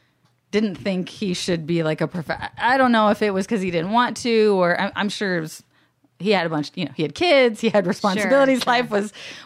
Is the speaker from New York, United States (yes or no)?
no; Alaska, United States; also born or lived in Florida; The things you might learn later is that my dad, I grew up in Alaska and my dad currently still lives there. And my mom was in Florida. And so I was kind of jumping back and forth.